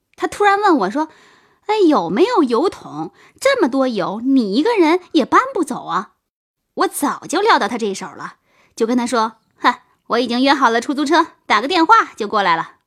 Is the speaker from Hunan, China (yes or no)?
no; Shandong Peninsula, China; 我们老家在山东半岛，我们那儿是花生的主产区。每到秋天呢，每家都会打花生油，留一点儿自家吃，剩下的都卖出去